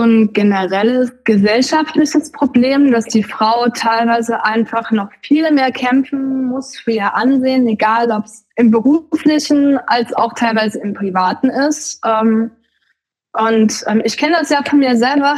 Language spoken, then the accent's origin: German; the former GDR, East Germany, Germany; ich komme ja aus dem Gebiet der ehemaligen DDR